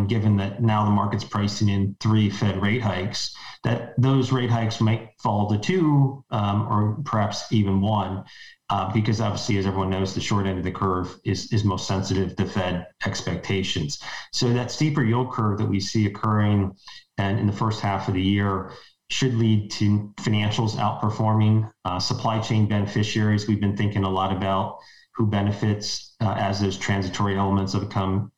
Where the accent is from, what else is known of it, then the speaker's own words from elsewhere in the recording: Ohio, United States; moved away as an adult; now in New York, United States; I grew up in Ohio, spent my first 25 years there